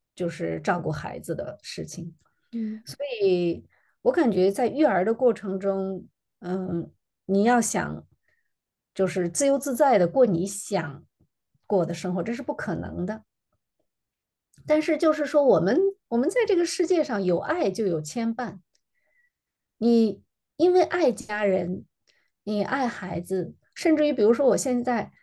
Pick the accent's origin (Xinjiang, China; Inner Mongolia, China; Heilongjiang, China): Inner Mongolia, China; now in Japan; 我是在内蒙古出生，在内蒙古长大的